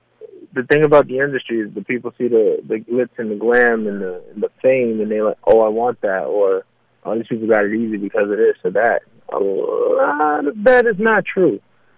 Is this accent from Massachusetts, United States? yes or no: no; New York City, New York, United States; also born or lived in Los Angeles; now in Georgia, United States; New York is always a part of me. I'm a New Yorker through and through.